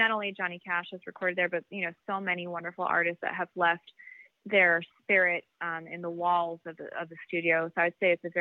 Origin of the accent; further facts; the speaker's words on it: Miami, Florida, United States; I grew up in Miami.